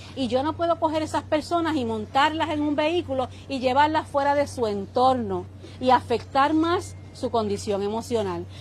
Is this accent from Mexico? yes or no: no; Puerto Rico; mi pueblo puertorriqueño